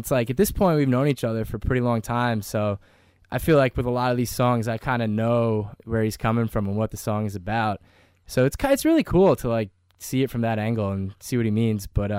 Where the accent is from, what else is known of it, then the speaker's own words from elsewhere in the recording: Bergen County, New Jersey, United States; I came up playing in a New Jersey band, …. I grew up in Jersey.